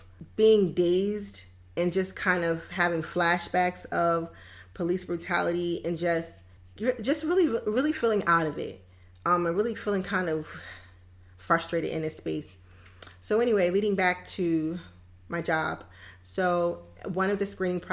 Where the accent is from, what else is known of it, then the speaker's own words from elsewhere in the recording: United States; I am a Black American woman